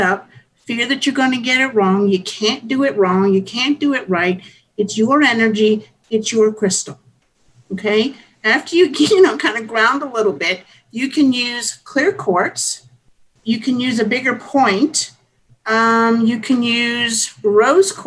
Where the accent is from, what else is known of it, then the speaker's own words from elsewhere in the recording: Hawaii, United States; I grew up in Hawaii